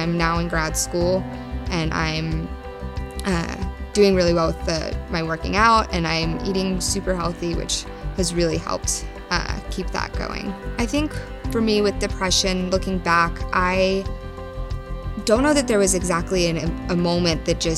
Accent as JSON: {"language": "English", "town": "The Woodlands", "region": "Texas", "country": "United States", "tie": "born or raised there", "said": "Growing up in the Woodlands"}